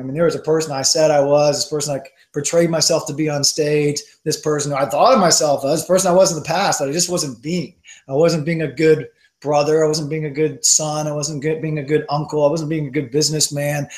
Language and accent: English; the South, United States; I'm from the South